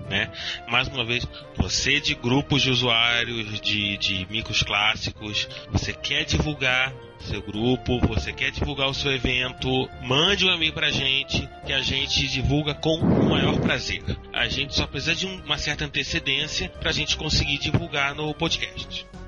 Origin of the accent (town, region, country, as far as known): Rio de Janeiro, Brazil; accent: carioca